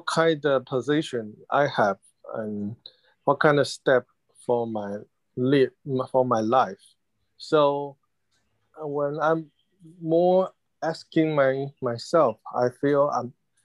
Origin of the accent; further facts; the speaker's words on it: Taiwan; English is a second language; moved away as an adult; also born or lived in United States / London; I'm happy to be in my hometown now